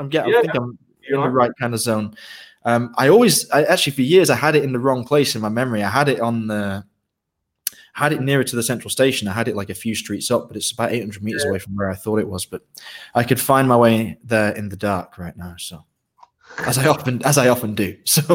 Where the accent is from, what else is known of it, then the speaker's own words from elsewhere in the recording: Ireland; born there; As I mentioned, I was born in Ireland, and I have a lot of affection for Irish music